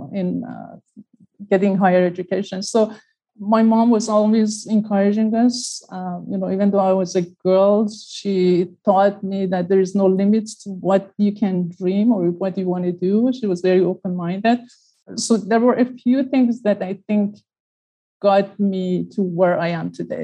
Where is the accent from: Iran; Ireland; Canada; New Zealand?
Iran; now in United States; I was born and raised in Iran.